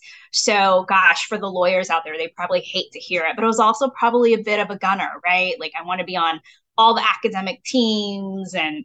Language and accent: English; Kaufman, Texas, United States; also born or lived in California; even though I was born in California a month after my parents arrived in the United States, I'd say I grew up in Kaufman, Texas